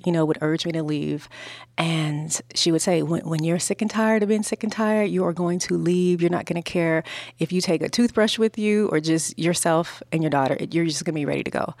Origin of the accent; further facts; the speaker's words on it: Los Angeles, California, United States; I was growing up in South Central Los Angeles